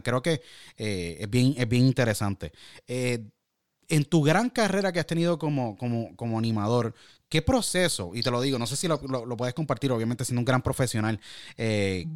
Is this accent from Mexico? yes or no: no; Puerto Rico; moved away; also born or lived in Orlando / California / Michigan; los retos como latinos y puertorriqueños y, y hermanos